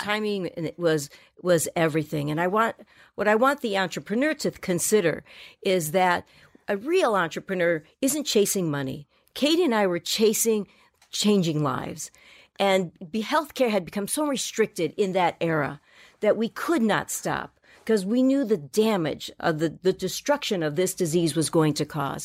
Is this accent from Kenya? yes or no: no; Miami, Florida, United States; moved away as an adult; I come off the boat from Miami